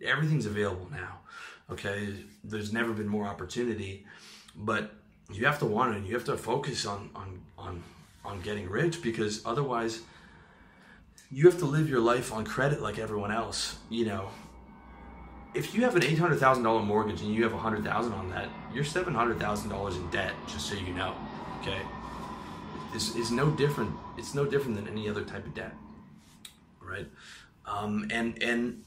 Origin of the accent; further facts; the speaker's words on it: Canada; I'm from Canada